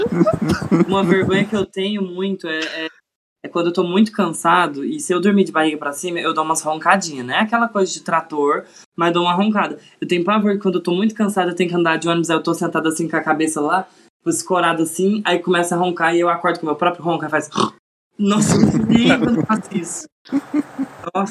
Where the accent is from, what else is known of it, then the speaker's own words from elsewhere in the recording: Uberlândia, Minas Gerais, Brazil; sou de Uberlândia, Minas Gerais